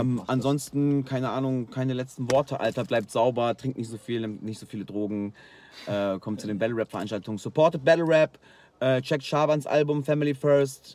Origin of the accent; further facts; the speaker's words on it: Rheine, North Rhine-Westphalia, Germany; ich komme bei uns aus Rheine